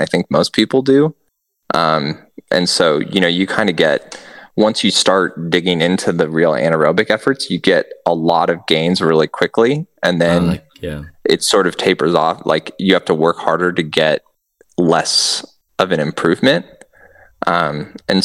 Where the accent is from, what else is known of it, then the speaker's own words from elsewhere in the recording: Nebraska, United States; moved away; me and Christina flew back to Nebraska and did, you know, one of the hometown gravel events